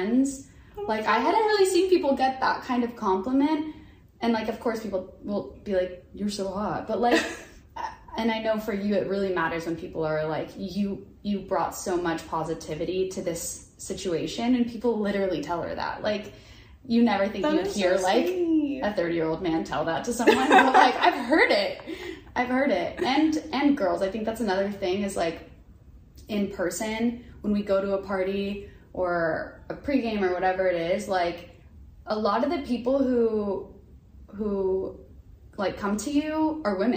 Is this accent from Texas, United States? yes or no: yes; Houston, Texas, United States; I'm from Houston